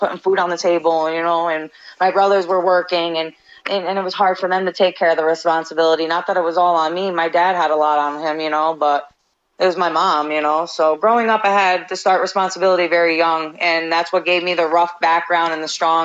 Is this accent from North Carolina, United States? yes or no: no; Albany, New York, United States; also born or lived in Rotterdam, New York; I grew up in actually the location that I get announced from. That's the capital, you know, Albany